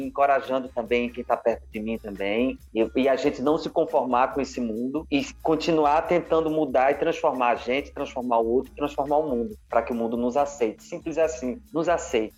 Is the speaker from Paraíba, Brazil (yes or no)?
yes; Campina Grande, Paraíba, Brazil; moved away as an adult; now in Rio de Janeiro, Brazil; eu sou paraibano e já estou há uns 15 anos no Rio de Janeiro. Eu comecei minha, minha história no, em Campina Grande, na Paraíba